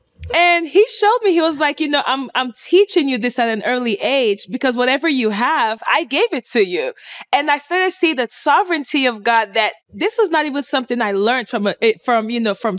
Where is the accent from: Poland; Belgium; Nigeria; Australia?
Nigeria; also born or lived in United Kingdom; now in United States; I grew up in Nigeria